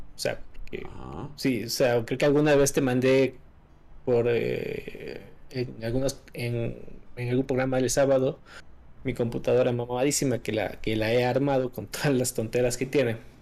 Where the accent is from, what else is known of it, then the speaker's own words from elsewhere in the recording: Quito, Pichincha, Ecuador; soy de Ecuador, de la capital Quito